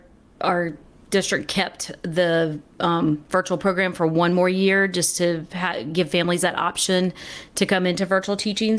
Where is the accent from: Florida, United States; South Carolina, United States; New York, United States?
South Carolina, United States; Greenville; So I am from Greenville, South Carolina.